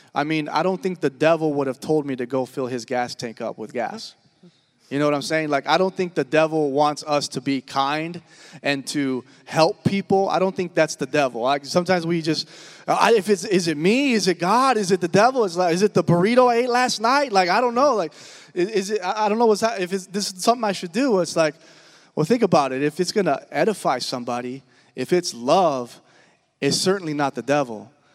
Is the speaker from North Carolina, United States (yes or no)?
no; Washington, United States; moved away as an adult; also born or lived in Oklahoma; I'm originally from Washington State, born and raised.